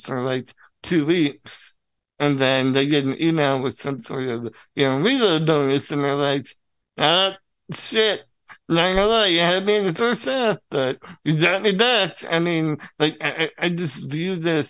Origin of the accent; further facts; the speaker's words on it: Illinois, United States; I'm from Illinois